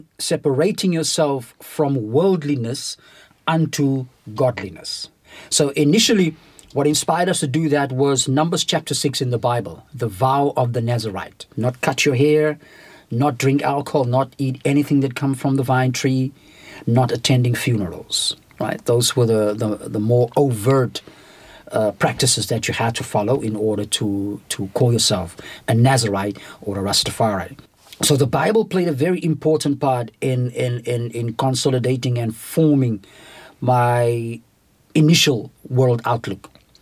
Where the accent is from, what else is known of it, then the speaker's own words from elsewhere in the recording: Knysna, Western Cape, South Africa; In Knysna, because that time I was at school